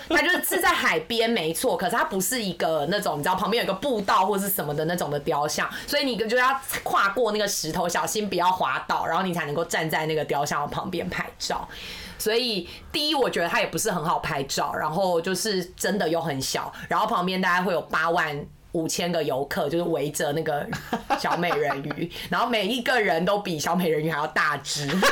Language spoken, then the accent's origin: Chinese; Kaohsiung, Taiwan; 因为我是高雄人嘛，那当然去垦丁也去了